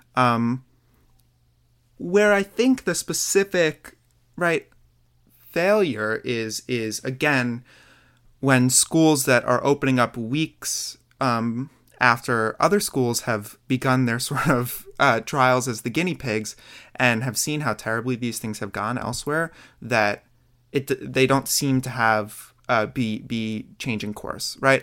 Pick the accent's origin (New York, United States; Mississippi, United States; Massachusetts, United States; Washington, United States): New York, United States; New York City; I'm from Queens, New York